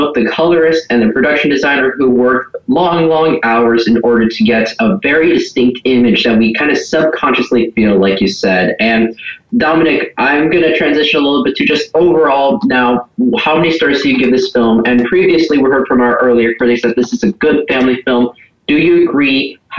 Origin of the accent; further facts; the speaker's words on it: Los Angeles, California, United States; from Los Angeles